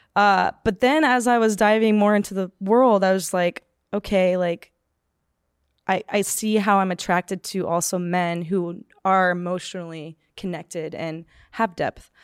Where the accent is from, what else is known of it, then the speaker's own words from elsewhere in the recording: Palmdale, California, United States; I grew up in Palmdale, California, which is just, like, an hour north of Los Angeles